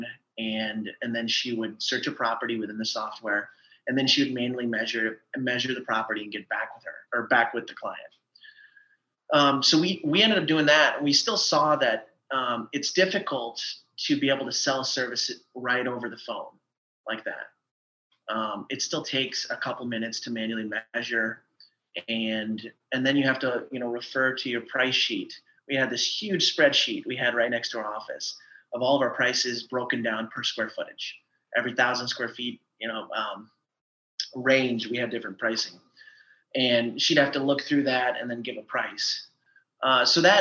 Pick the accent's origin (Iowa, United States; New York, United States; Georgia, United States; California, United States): Iowa, United States; eastern; now in Austin, United States; I grew up in Iowa, in eastern Iowa.